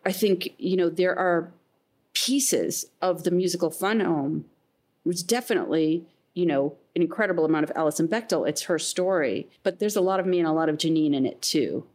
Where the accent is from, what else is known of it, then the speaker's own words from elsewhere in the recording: Midwest, United States; I grew up in the Midwest, that my family went to Cedar Point every year